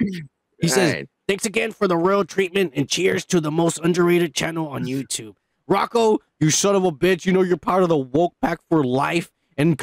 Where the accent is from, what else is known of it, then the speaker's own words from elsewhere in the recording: United States; I was born in America. My parents are the Mexicans